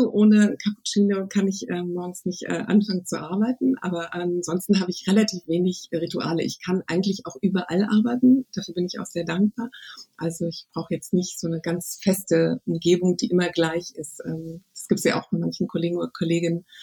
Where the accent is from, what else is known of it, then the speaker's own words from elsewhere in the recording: Berlin, Germany; Also ich bin ja Berlinerin und ich würde sagen, am liebsten bin ich eine Wanderin zwischen den